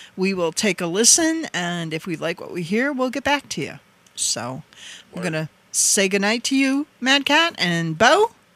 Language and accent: English; Wisconsin, United States; accent: Wisconsin; moved away; my my Wisconsin accent